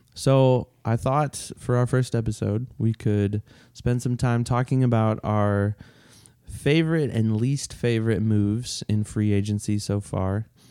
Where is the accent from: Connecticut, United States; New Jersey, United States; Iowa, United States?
Iowa, United States; born or raised there; also born or lived in Twin Cities, Minnesota